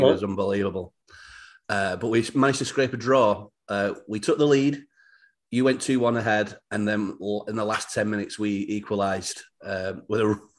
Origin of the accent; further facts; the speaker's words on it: Bolton, North West England, United Kingdom; moved away as an adult; now in United States; I'm from just outside Manchester, but Bolton. Uh-huh. You've heard of Bolton, yeah? I've been over here nearly 13 years now.